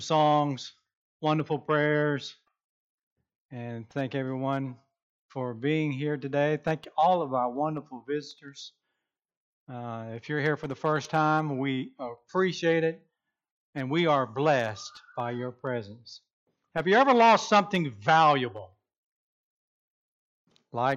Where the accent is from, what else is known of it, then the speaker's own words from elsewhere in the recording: Rincon, Georgia, United States; also born or lived in Savannah, Georgia; now in Norman, United States; my hometown way back when, Rinkin, Georgia, Savannah, Georgia.